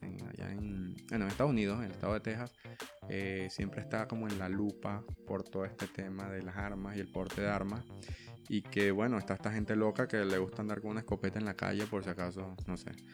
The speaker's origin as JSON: {"language": "Spanish", "country": "Venezuela", "said": "yo soy de Venezuela, amo a la gente, amo a mi familia, pero mm, ese país está loco"}